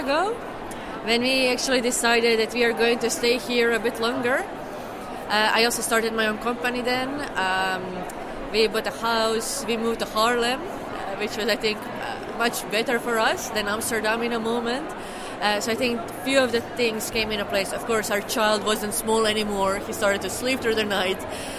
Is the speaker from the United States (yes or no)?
no; Croatia; English is a second language; moved away as an adult; now in Netherlands; I'm from Croatia.